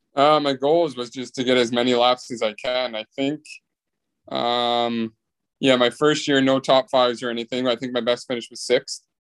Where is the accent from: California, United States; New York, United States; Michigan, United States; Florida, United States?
California, United States; Bay Area; I'm from the Bay Area.